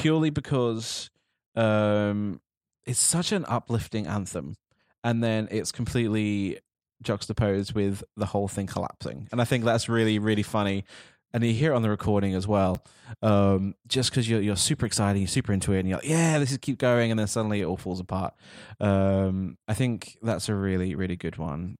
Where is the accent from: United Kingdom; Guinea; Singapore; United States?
United Kingdom; as a Brit sitting here right now